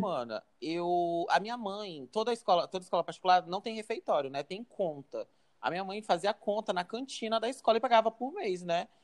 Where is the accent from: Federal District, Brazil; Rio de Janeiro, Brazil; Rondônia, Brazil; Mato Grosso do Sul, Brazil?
Rondônia, Brazil; Porto Velho; eu nasci em Porto Velho, né, e tal. Cresci em Porto Velho